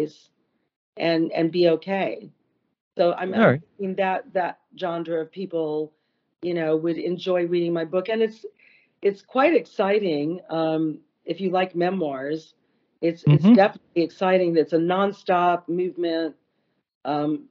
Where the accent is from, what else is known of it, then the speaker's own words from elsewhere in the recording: West Hollywood, California, United States; I was only 12, but I grew up in West Hollywood.